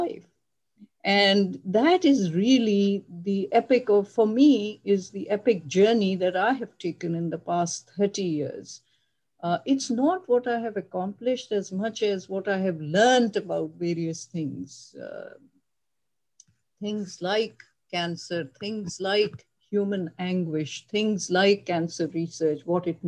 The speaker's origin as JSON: {"language": "English", "country": "Pakistan", "tie": "born or raised there", "also_born_or_lived": "Karachi", "moved": "as an adult", "lives_now": "United States", "said": "I grew up in Pakistan, and I graduated from med school in Karachi."}